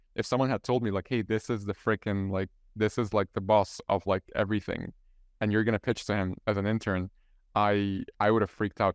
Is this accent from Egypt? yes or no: yes; Egypt; first language Arabic; English is a second language; now in Ireland; I'm, I'm from Egypt, so my, my mother tongue is, is Arabic, and I'm living here in, in Ireland